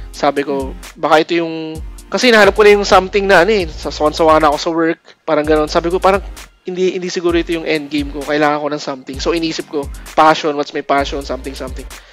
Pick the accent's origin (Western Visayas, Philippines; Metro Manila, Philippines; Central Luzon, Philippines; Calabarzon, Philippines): Metro Manila, Philippines; San Juan; Taga San Juan ako, eh, San Juan, Mani- Metro Manila.